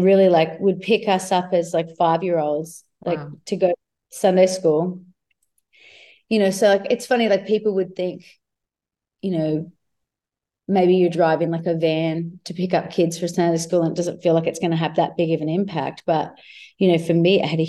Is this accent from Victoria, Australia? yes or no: yes; Myrtleford, Victoria, Australia; moved away; also born or lived in Shepparton; I was born in Shepparton, but I grew up in Myrtleford, and it's like a really small rural town.